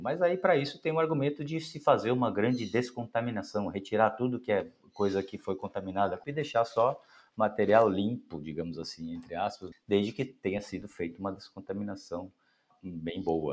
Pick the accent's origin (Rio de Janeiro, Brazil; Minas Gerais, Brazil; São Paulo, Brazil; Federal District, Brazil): São Paulo, Brazil; Santos; como eu sou nascido e criado numa cidade costeira, então, desde a infância, sou natural de Santos, São Paulo